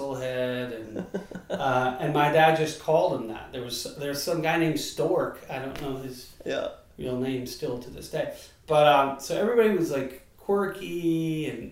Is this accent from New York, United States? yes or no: yes; Long Island, New York, United States; I was born in Long Island, New York